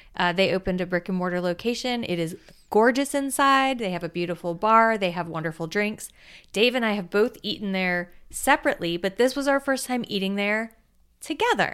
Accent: South Florida, United States; I grew up in South Florida

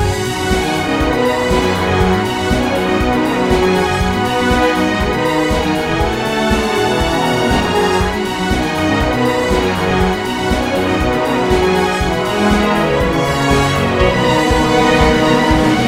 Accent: Hampshire, South East England, United Kingdom; I'm from Hampshire

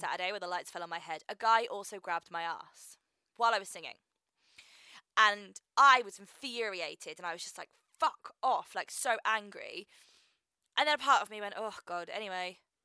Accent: Reading, South East England, United Kingdom; I'm from Reading

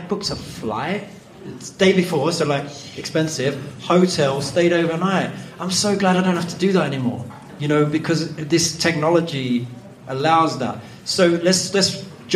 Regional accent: London, United Kingdom; now in Los Angeles, United States; I'm from London, I live in LA.

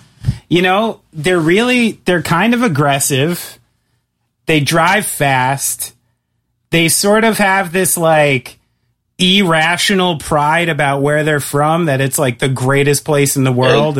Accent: New York, United States; I'm a New Yorker and neurotic and paranoid.

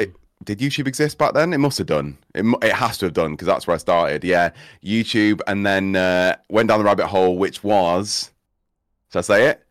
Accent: Cheshire, North West England, United Kingdom; also born or lived in Midlands; I say I'm from Cheshire. I'll just go with Cheshire 'cause I was born here in the Midlands

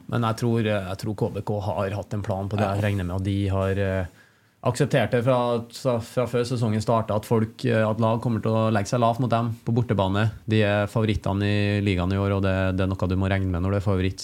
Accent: Trondheim, Trøndelag, Norway; moved away as an adult; also born or lived in China; her hjemme i Trondheim

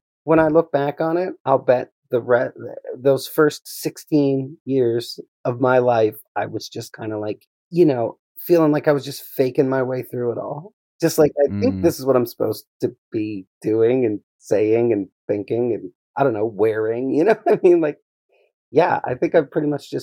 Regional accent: Johnstown, Pennsylvania, United States; I was born in right outside of Johnstown, Pennsylvania, born and raised in Johnstown

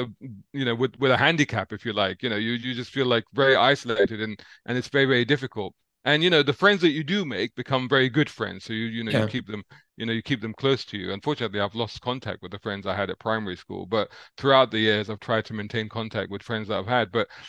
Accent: London, United Kingdom; I grew up in Islington in central London, and near Central Street. So it's sort of between Barbican and Moorgate, around that area.

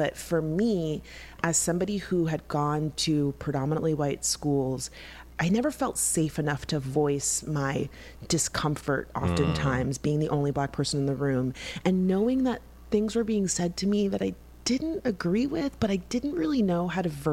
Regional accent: West Palm Beach, Florida, United States; growing up in West Palm Beach and going to Catholic school

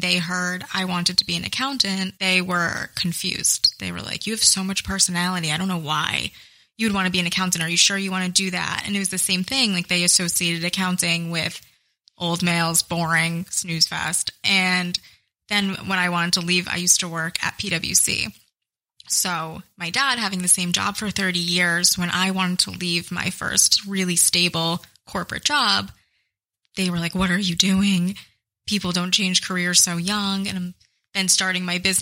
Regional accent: Middletown, New Jersey, United States; I am from a town called Middletown, which is in central Jersey along the shore. So I grew up going to the beach a lot and I went to high school in Red Bank

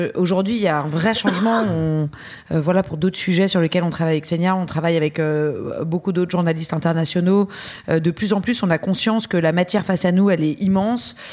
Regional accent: France; même si on est française et qu'on a un passeport français

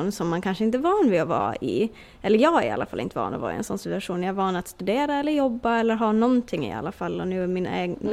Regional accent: Åland Islands; moved away as an adult; now in Florida, United States; Jag har jobbat på motorfordonsbyrån hemma på Åland

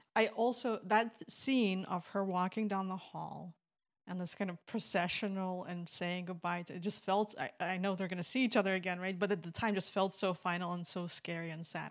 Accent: Belarus; moved away; When I was growing up in Belarus

